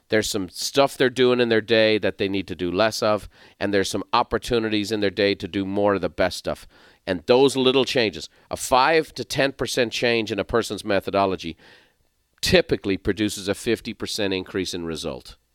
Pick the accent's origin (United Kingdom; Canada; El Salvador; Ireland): Ireland; moved away as an adult; also born or lived in San Diego, California; now in United States; I'm from Ireland.